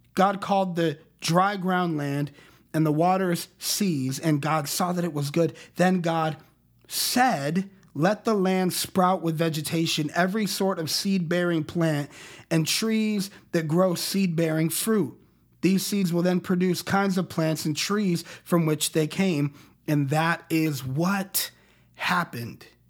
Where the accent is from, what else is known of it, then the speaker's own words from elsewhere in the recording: Colorado Springs, Colorado, United States; I grew up in Colorado Springs, Colorado